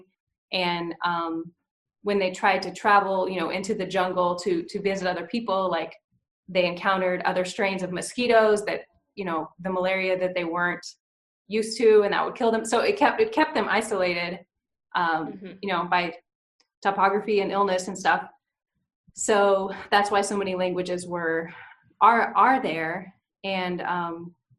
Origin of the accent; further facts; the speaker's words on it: Oklahoma, United States; moved away; also born or lived in Arkansas; I grew up in Oklahoma, went to school in Arkansas